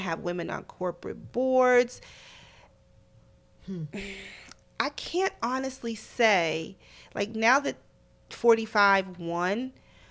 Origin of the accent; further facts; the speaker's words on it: New Jersey, United States; now in New York City, United States; I'm an American. I have a Muslim name, but I was born in Jersey